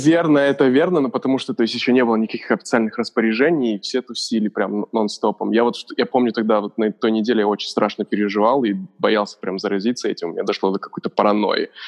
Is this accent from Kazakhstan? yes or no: yes; Kazakhstan; moved away; Я же из Казахстана сам, и у меня много там одноклассников